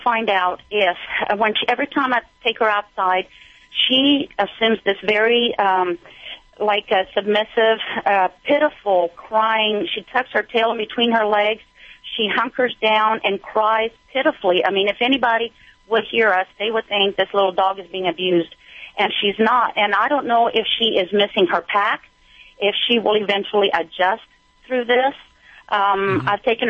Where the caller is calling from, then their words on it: southern Indiana, United States; I'm calling from Indiana, southern Indiana.